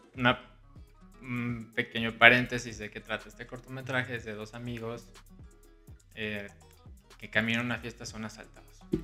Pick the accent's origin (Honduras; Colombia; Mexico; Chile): Mexico; Guadalajara, Jalisco; moved away as an adult; now in Mexico City, Mexico; Soy de Guadalajara, Jalisco. Tengo 25 años. Llevo ya prácticamente 5 años viviendo aquí en la Ciudad de México.